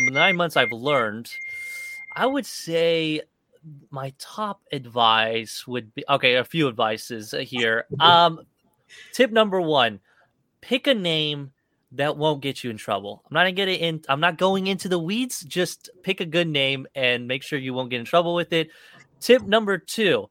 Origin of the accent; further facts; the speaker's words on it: Kansas, United States; I moved to Kansas pretty young. So I grew up in Kansas most of my life.